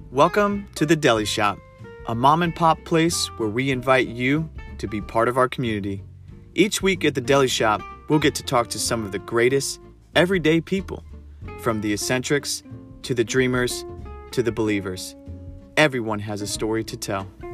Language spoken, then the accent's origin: English; East Coast, United States; moved away; also born or lived in New York; growing up on the East Coast